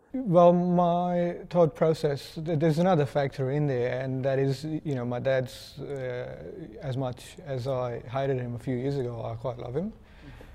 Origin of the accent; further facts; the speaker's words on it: India; I'm from India